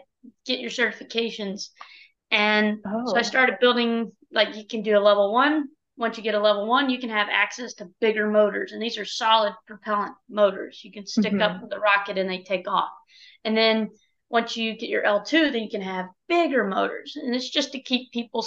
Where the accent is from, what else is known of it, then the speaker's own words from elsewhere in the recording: Dallas, Texas, United States; moved away; I'm from Dallas, Texas.